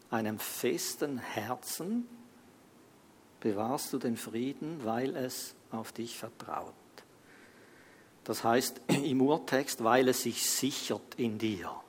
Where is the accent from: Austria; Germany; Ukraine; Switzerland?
Switzerland; wir als Schweizer, das hatten wir vielleicht nicht so auf dem Radar, weil wir eigentlich, du kannst fast machen, was du willst hier in der Schweiz.